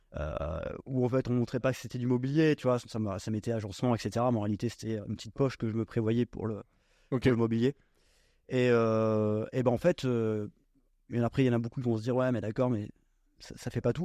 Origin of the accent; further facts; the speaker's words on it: Normandy, France; moved away as an adult; je suis originaire de Normandie, j'ai euh, fait euh, toute ma scolarité là-bas